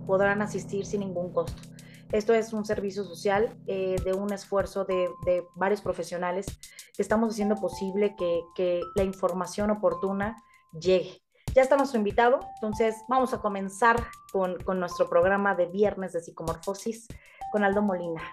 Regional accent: León, Guanajuato, Mexico; Aquí en León, Guanajuato, de donde soy originaria, de donde, de donde habito

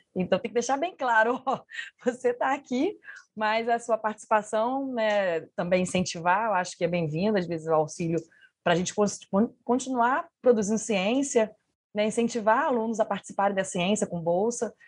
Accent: Niterói, Rio de Janeiro, Brazil; moved away; also born or lived in Minas Gerais; eu vim de Minas, né? Eu sou de Niterói, mas fiquei um bom tempo em Minas

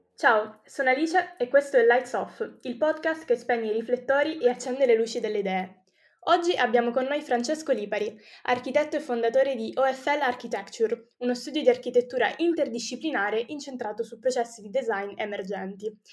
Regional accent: Sicily, Italy; io tra l'altro essendo anche siciliana

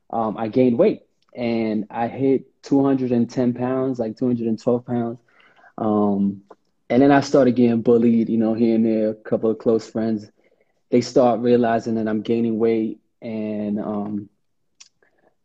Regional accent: New York City, New York, United States; born and raised in Harlem

